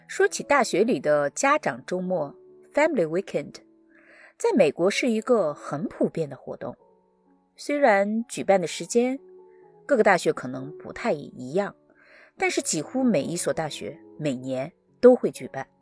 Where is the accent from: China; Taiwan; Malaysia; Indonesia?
China; moved away as an adult; now in United States; 是我老家的小山村，我呢是在那儿出生，度过了我的童年